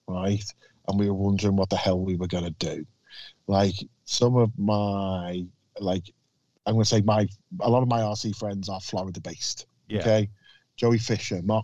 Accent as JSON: {"language": "English", "town": "Liverpool", "region": "North West England", "country": "United Kingdom", "accent": "Scouse", "said": "I'm from Liverpool."}